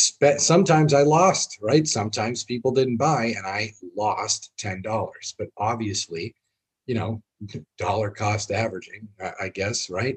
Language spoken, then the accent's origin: English; Boston, Massachusetts, United States; we're from Boston